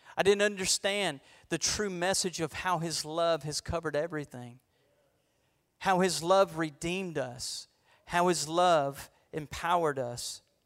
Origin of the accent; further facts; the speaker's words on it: Florida, United States; I'm a boy from Florida